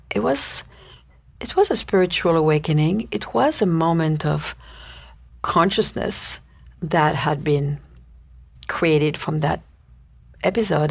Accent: Paris, Île-de-France, France; moved away as an adult; I was born and raised in Paris, uh, France, and spent my youth there until I was nineteen

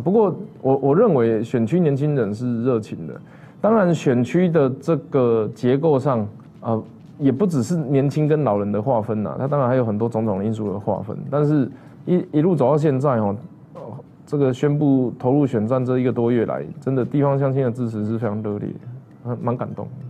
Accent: Taiwan; 把我们台湾人逼上山头

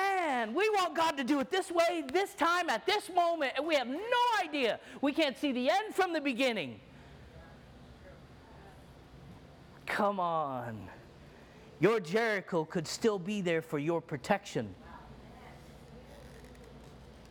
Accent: Egypt; I'm Egyptian, and I grew up in the Orthodox Church

